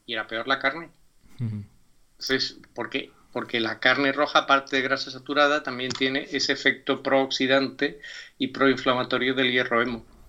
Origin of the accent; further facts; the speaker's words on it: Málaga, Andalusia, Spain; soy malagueño